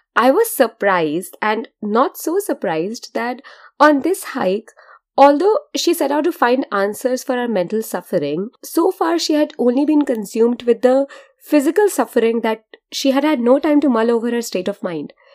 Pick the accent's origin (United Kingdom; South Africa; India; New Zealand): India; I'm Indian and the way I have been brought up is to be generally untrusting of people who look like hobos